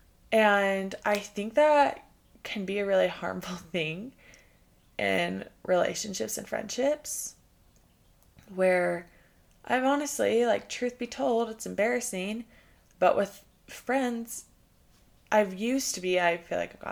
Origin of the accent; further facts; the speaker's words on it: Texas, United States; moved away; I'm from Texas. I love Texas, and I have so much Texas pride